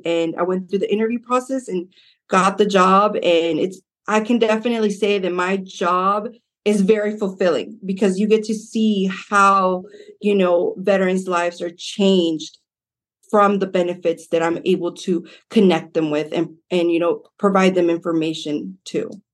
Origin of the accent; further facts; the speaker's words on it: Modesto, California, United States; I grew up in South Side of Modesto.